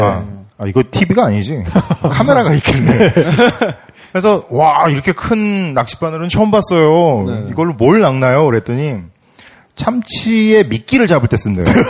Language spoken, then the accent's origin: Korean; South Korea; 저는 한국 사람이라서